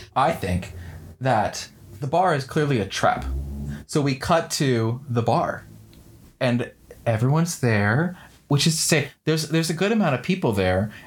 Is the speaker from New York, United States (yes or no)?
yes; around New York, United States; I grew up in around New York